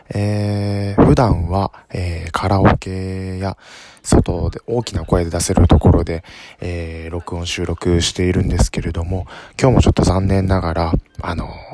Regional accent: Kansai, Japan; 関西人なんです

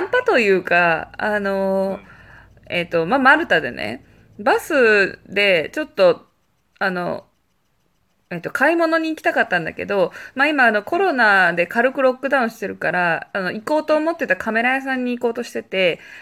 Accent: Japan; now in Malta

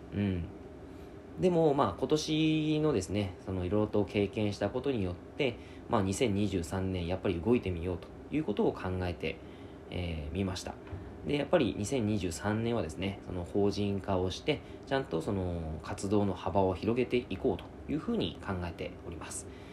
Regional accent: Yamagata, Japan; now in Fukuoka, Japan; 僕の実家が山形なんです

